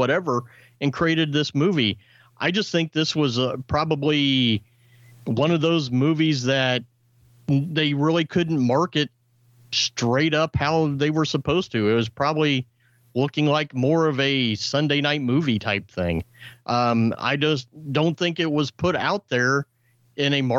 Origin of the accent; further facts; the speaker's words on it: Midwest, United States; I'm from the Midwest